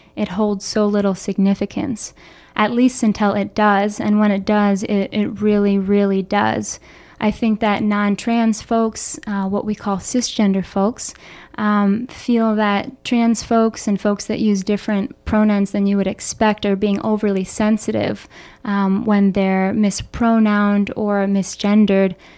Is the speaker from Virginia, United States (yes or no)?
no; Philadelphia, Pennsylvania, United States; moved away as an adult; also born or lived in Boulder, Colorado; now in Chicago, United States; growing up in Philadelphia with two mental health professionals